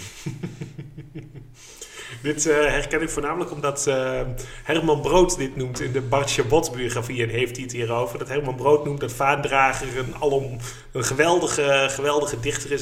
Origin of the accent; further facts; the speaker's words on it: Haaksbergen, Overijssel, Netherlands; ik kom uit Haaksbergen uit het oosten van het land